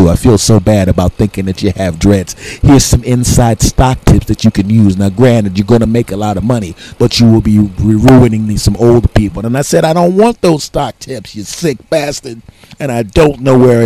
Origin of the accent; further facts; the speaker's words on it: Philadelphia, Pennsylvania, United States; moved away; I'm originally from Philadelphia.